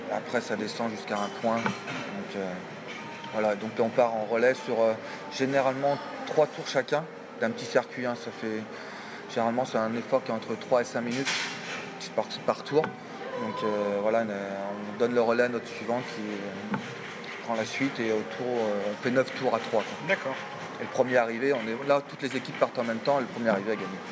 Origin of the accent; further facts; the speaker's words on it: France; Paris, voilà, c'est chez nous